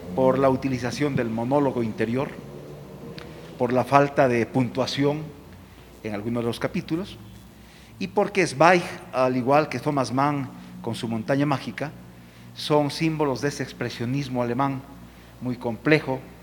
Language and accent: Spanish; Ambato, Tungurahua, Ecuador; yo soy de Ambato